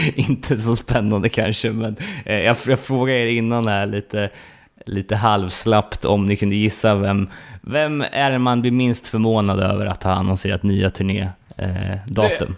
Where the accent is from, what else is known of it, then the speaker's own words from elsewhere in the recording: Sweden; som fördomsfull svensk